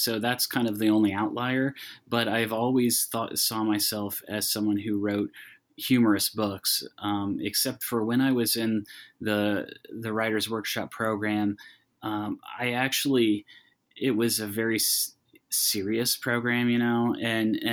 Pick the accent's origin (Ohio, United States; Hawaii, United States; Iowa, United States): Iowa, United States; moved away; I'm from Iowa originally